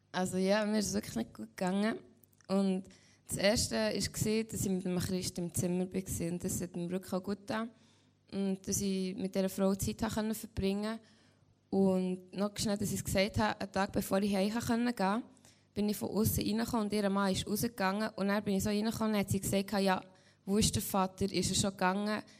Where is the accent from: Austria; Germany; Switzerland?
Switzerland; Lengnau; also born or lived in Caribbean; ich komme von Lengnau, ich bin 16 und gehe jetzt 10. Schuljahr.